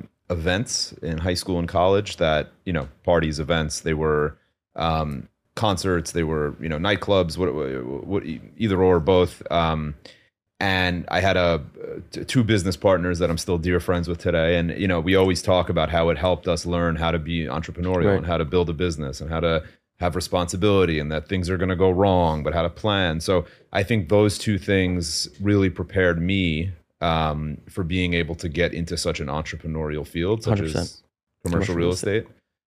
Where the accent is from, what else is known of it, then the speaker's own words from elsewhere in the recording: Melville, New York, United States; Born and raised in New York on Long Island, a town by the name of Melville.